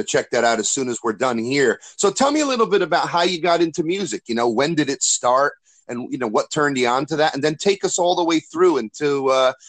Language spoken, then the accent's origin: English; New Jersey, United States; moved away as an adult; now in Florida, United States; I'm from New Jersey, and sometimes when I'm down here in Florida now for the last 6 years